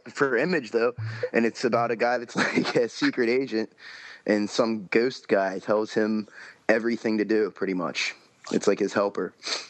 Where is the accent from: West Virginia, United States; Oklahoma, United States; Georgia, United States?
West Virginia, United States; now in Pittsburgh, United States; I live in Pittsburgh, but I'm originally from West Virginia, but I'm always up and down the East Coast.